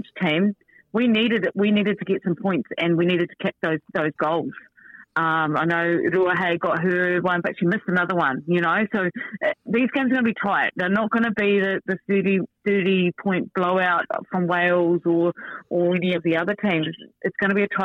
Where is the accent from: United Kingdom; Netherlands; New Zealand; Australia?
New Zealand; I'm a Kiwi